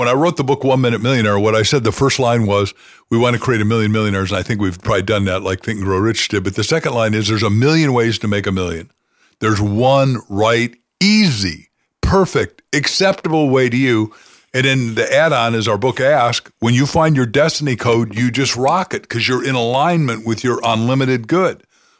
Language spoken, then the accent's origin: English; Waukegan, Illinois, United States; Yeah, Waukegan, Illinois.